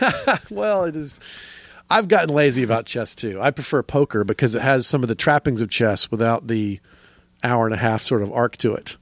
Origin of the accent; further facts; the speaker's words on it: Atlanta, Georgia, United States; moved away as an adult; also born or lived in Florida / Athens, Georgia / Los Angeles; now in New York, United States; I'm mostly a Georgia boy. I grew up in suburban Atlanta most of my life